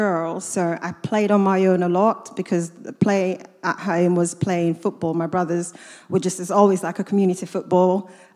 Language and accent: English; Kaduna, Kaduna State, Nigeria; also born or lived in Katsina, Nigeria / United States; now in Luton, United Kingdom; I'm Nigerian. I grew up in a city called Kaduna in northern Nigeria.